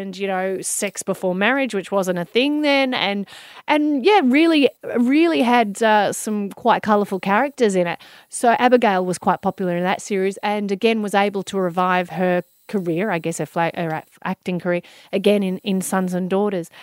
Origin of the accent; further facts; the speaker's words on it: Melbourne, Victoria, Australia; being a girl growing up in Melbourne